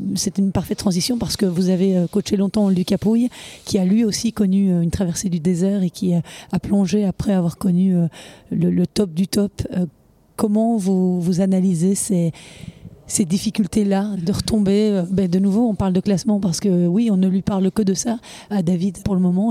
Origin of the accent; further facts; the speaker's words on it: Belgium; chez nous en Belgique